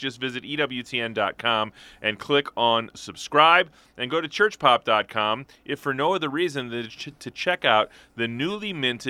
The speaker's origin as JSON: {"language": "English", "town": "St. Louis", "region": "Missouri", "country": "United States", "tie": "born or raised there", "said": "my hometown, St. Louis, Missouri"}